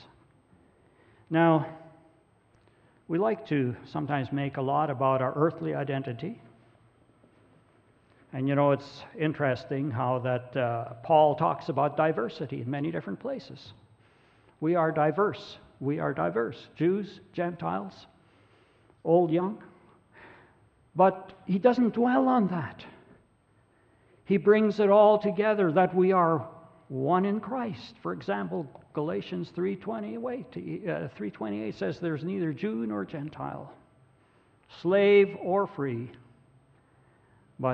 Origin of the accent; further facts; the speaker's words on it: Grande Prairie, Alberta, Canada; I'm Norwegian, or I'm a farmer, grew up around Grand Prairie, Alberta.